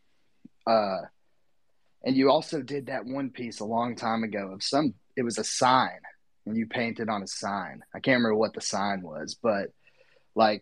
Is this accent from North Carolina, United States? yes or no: no; Tennessee, United States; accent: Southern twang; I'm from Tennessee